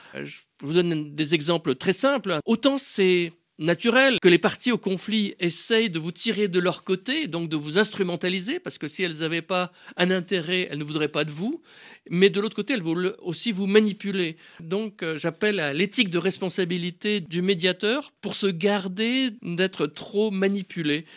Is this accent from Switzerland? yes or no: yes; Switzerland; je suis suisse.